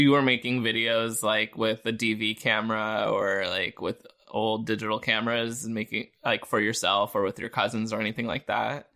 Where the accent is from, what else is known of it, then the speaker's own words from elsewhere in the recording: Pennsylvania, United States; I'm from Pennsylvania